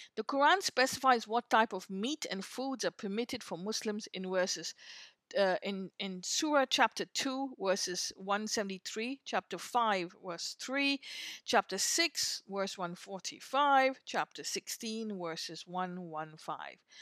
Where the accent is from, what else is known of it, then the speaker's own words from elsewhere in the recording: India; moved away; I grew up in India